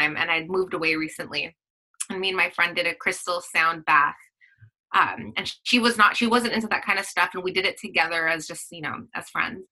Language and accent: English; Philippines; I'm Filipino